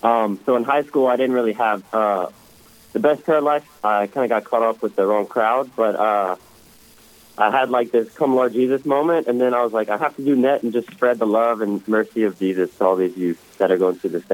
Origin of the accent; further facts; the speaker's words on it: Louisiana, United States; moved away as an adult; now in Sioux Falls, United States; So I'm from Louisiana. I'm 19.